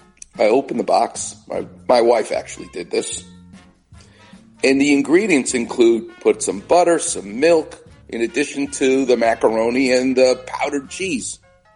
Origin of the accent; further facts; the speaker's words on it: New York, United States; I'm Jewish and I'm from New York